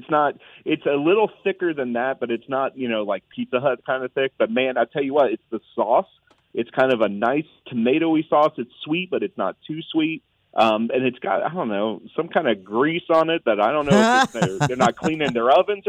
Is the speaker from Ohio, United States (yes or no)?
yes; Columbus, Ohio, United States; I'm from Columbus, but my whole family's from a little bit more southern Ohio, Ironton, Portsmouth, all that area.